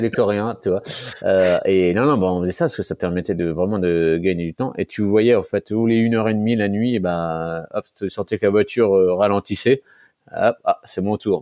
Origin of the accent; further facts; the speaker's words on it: Nancy, Grand Est, France; je suis originaire de Nancy